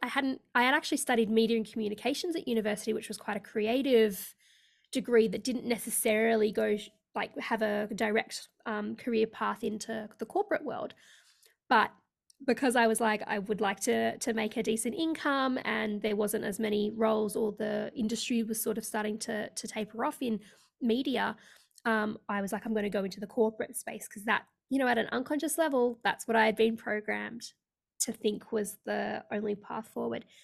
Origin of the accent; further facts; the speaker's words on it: Australia; also born or lived in India / Sydney, Australia; I am based in Australia, so I live in sunny Sydney in Australia